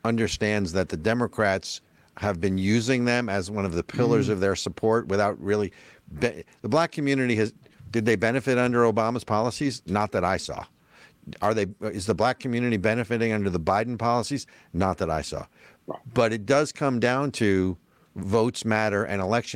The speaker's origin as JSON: {"language": "English", "region": "New Jersey", "country": "United States", "said": "I'm from New Jersey."}